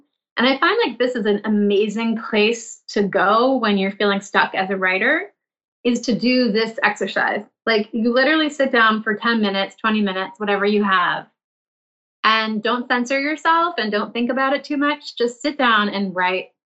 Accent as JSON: {"language": "English", "town": "Milton", "region": "Massachusetts", "country": "United States", "tie": "born or raised there", "said": "I grew up in the suburbs of Boston in a town called Milton"}